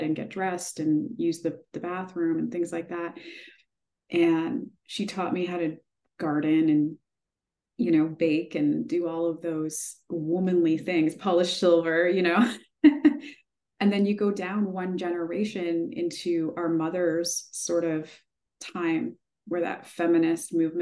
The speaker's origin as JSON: {"language": "English", "region": "Manitoba", "country": "Canada", "tie": "born or raised there", "said": "I grew up in Manitoba"}